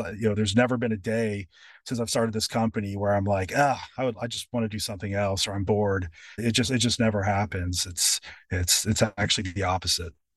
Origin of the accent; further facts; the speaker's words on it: Louisville, Kentucky, United States; moved away; also born or lived in California; moving back to my hometown, which is Louisville, Kentucky